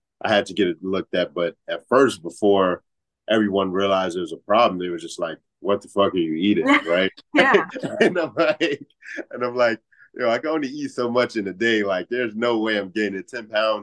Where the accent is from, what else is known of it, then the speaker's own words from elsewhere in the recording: Atlanta, Georgia, United States; now in Chicago, United States; I was actually born in Atlanta